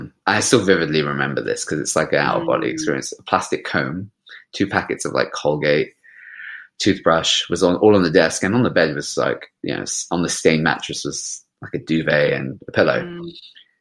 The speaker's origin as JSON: {"language": "English", "region": "London", "country": "United Kingdom", "tie": "born or raised there", "said": "I grew up in West London"}